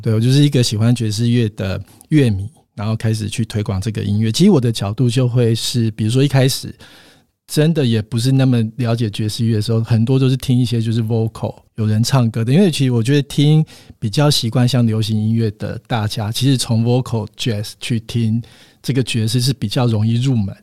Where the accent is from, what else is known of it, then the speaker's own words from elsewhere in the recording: Kaohsiung, Taiwan; moved away as an adult; also born or lived in Taipei / Taichung; 我本身是高雄人